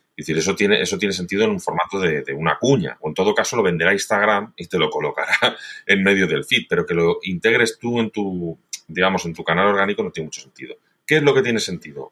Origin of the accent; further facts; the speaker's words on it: Valencian Community, Spain; soy valenciano